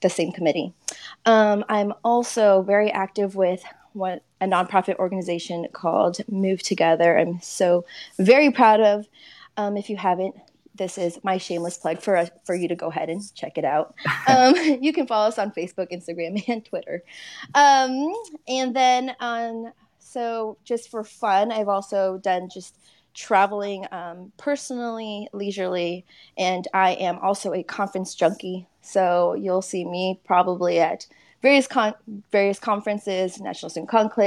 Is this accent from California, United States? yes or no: yes; California, United States; moved away as an adult; also born or lived in Texas; I'm originally from California.